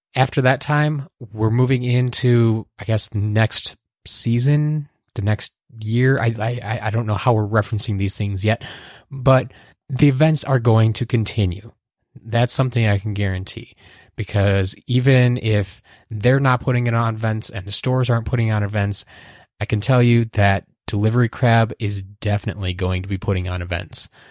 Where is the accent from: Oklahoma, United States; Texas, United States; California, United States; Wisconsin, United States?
Wisconsin, United States; here in Wisconsin, my home state.